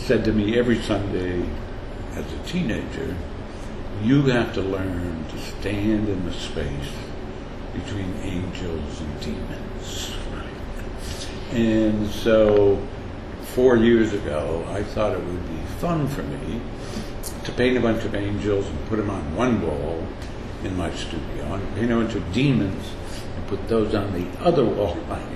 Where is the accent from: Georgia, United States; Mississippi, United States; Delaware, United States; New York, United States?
New York, United States; Jamestown; now in New York, United States; went back to Jamestown, which is my hometown